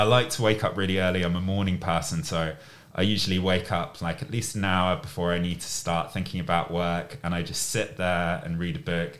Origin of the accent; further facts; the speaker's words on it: Reading, South East England, United Kingdom; So my hometown, I guess where I grew up, is Reading, which is a town which is close to London.